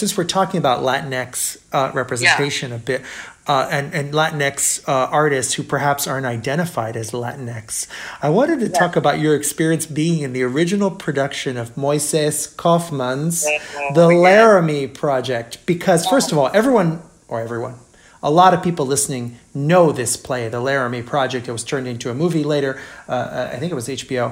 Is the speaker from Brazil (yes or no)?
yes; Brazil; now in United States; having not grown up in America, I grew up in Brazil